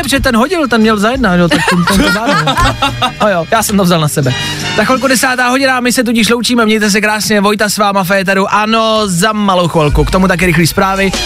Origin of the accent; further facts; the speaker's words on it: Olomouc Region, Czechia; jsem z Olomouckého kraje